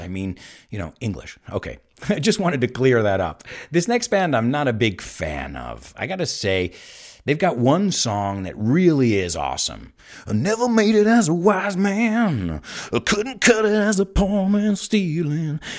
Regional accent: United States; now in Spain; I'm from the United States.

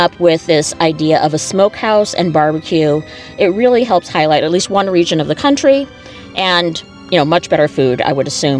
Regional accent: United States; I am an American and I live here all the time.

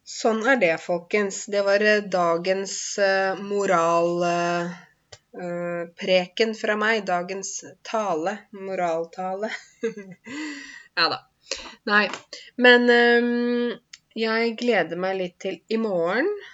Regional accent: Norway; selv om jeg er norsk, og selv om jeg er norsklærer til og med

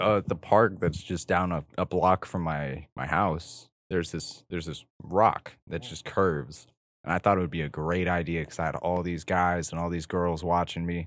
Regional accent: Southern California, United States; I was born and raised in this desert town.

